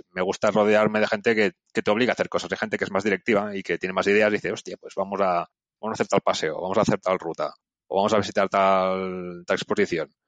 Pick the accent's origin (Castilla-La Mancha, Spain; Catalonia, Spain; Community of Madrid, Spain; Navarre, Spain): Catalonia, Spain; Barcelona; moved away as an adult; also born or lived in Lausanne, Switzerland; yo como crecí en Barcelona